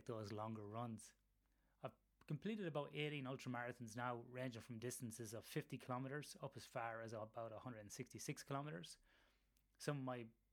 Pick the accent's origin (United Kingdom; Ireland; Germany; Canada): Ireland; moved away as an adult; now in Western Australia, Australia; I'm based in Western Australia, but as you can tell from my accent, originated in Ireland. Been living over here in Australia for about 15 years